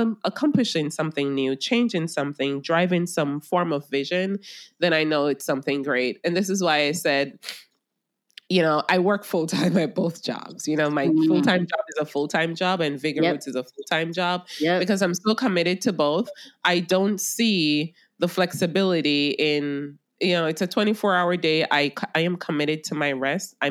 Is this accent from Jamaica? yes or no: yes; Jamaica; I'm a Jamaican